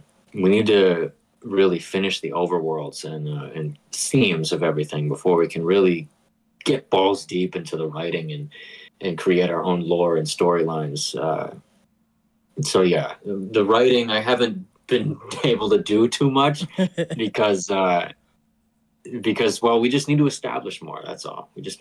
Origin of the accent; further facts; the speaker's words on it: Boston, Massachusetts, United States; I'm from the Boston area